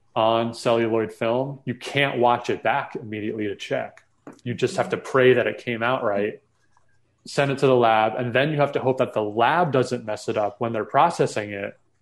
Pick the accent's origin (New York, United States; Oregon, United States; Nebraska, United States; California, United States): New York, United States; New York metro area, United States; I grew up in the New York metro area